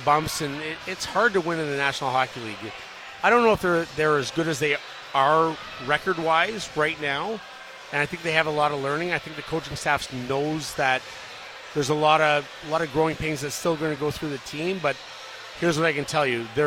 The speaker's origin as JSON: {"language": "English", "town": "Ottawa", "region": "Ontario", "country": "Canada", "said": "I'm Canadian from Ottawa."}